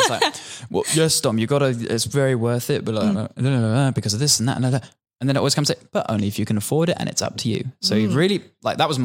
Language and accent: English; United Kingdom; now in Australia; I'm British.